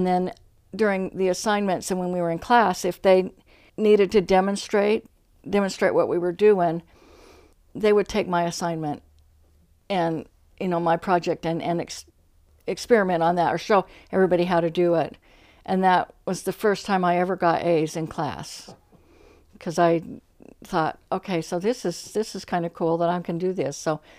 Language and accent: English; Ogden, Utah, United States; In Ogden, Utah, Washington Terrace.